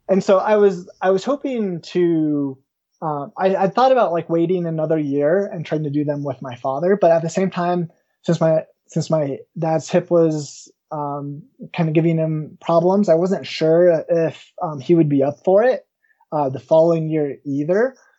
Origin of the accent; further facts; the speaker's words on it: Woodland Park, Colorado, United States; I grew up in the small town of Woodland Park, not too far from where I currently uh, live